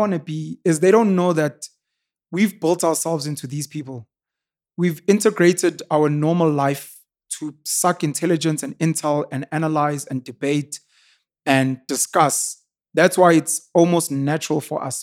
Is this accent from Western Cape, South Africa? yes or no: no; Newcastle, KwaZulu-Natal, South Africa; I was raised in Newcastle, born and raised in Newcastle, born and bred in Newcastle. In K Z N